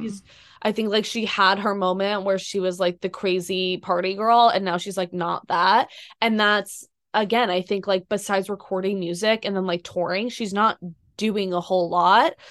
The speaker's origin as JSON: {"language": "English", "town": "Boston", "region": "Massachusetts", "country": "United States", "said": "I'm from Boston, like, I grew up being a Tom Brady fan."}